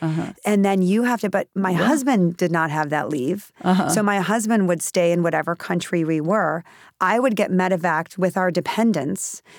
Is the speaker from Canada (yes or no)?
no; Wisconsin, United States; he was born in Wisconsin, which is where I'm from